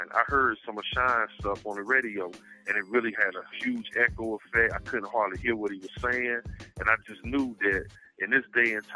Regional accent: Raleigh, North Carolina, United States; I'm from Raleigh

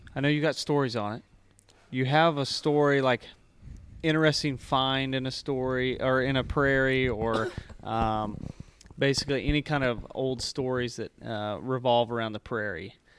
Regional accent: Mansfield, Missouri, United States; I grew up in Mansfield, Missouri, which was mostly cattle pasture

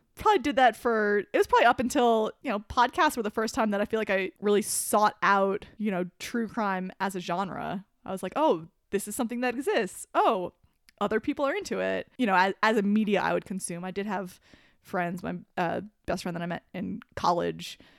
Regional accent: New Jersey, United States; I grew up in New Jersey

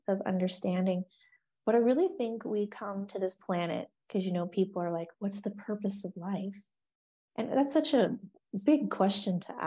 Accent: Oregon, United States; moved away; I'm from Oregon

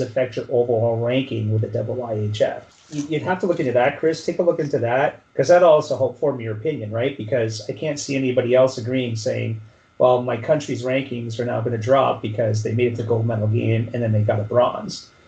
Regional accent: Canada; as Canadian

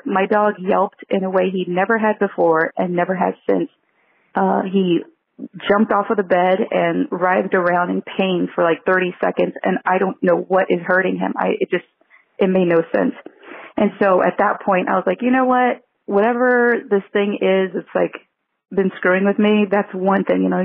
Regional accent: San Antonio, Texas, United States; now in Los Angeles, United States; my hometown in Texas in San Antonio

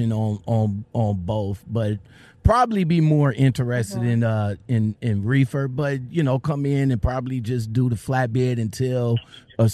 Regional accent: Ohio, United States; I'm from Ohio

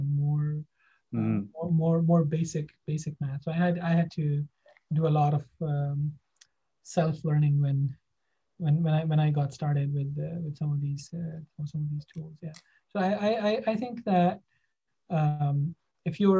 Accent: Pakistan; moved away as an adult; also born or lived in Japan / Okinawa / Singapore / Baltimore; now in Boston, United States; I'm from Pakistan. I did my undergrad there

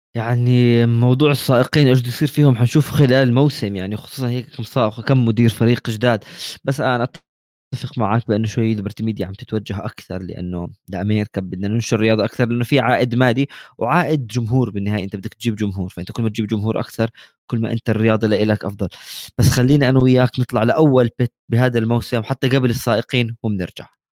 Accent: Jordan; عندنا بالاردن بنحكي هيك

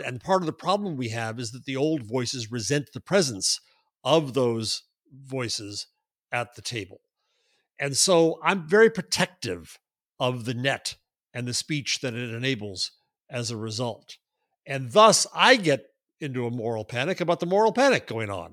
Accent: United States; I am an American

